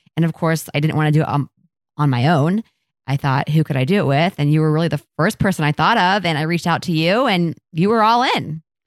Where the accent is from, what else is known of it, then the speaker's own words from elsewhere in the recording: Columbus, Ohio, United States; I grew up in Columbus, and I've literally lived here my entire life